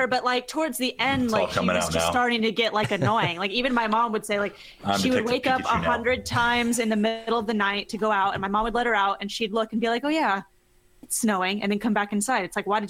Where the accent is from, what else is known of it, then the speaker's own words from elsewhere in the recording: Philippines; the girl was Chinese and like I'm Filipino.